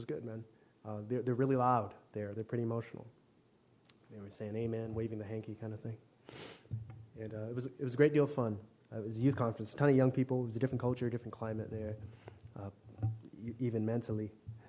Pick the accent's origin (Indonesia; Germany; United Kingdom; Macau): Macau; born there; I was born in Macau, China, one of the three special administrative regions of that nation.